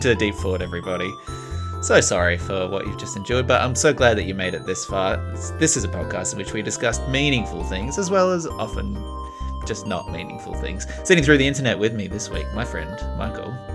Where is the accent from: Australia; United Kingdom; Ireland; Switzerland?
Australia; an Australian citizen